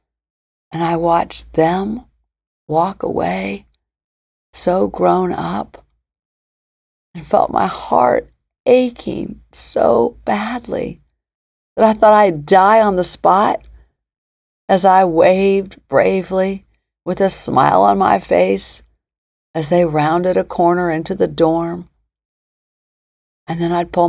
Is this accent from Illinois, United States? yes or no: yes; Springfield, Illinois, United States; moved away as an adult; also born or lived in Virginia / Baltimore; my hometown of Springfield, Illinois